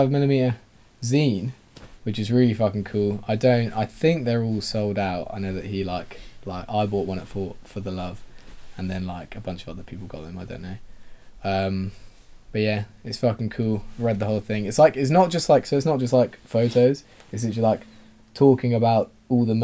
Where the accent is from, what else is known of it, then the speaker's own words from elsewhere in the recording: England, United Kingdom; we're English